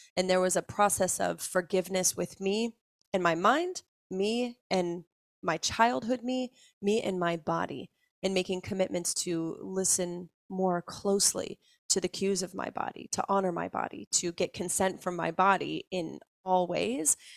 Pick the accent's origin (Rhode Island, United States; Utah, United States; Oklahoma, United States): Utah, United States; just outside of Salt Lake City; I grew up just outside of Salt Lake City, Utah